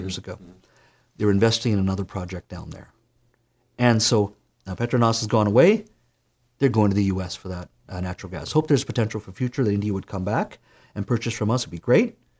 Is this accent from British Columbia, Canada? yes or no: yes; Williams Lake, British Columbia, Canada; I grew up in Williams Lake